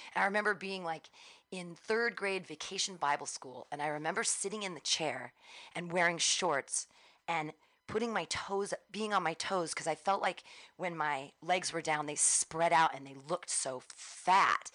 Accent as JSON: {"language": "English", "town": "Danville", "region": "California", "country": "United States", "tie": "born or raised there", "also_born_or_lived": "Livermore / San Diego / Davis", "said": "I grew up in Danville"}